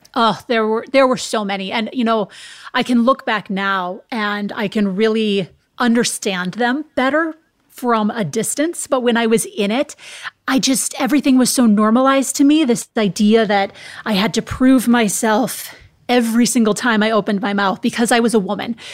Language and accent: English; Minnesota, United States; now in California, United States; I'm from the Midwest in the United States. I'm from Minnesota.